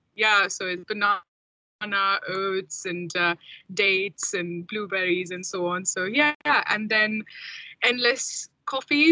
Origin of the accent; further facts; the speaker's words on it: India; moved away as an adult; now in United Kingdom; I'm from India originally, and I came to UK about 16 years ago. Um, did my masters here